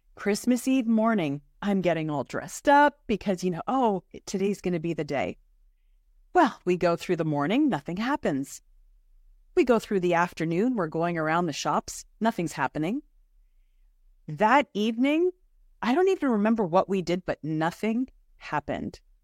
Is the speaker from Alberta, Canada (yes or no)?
no; Toronto, Ontario, Canada; As a child growing up in Toronto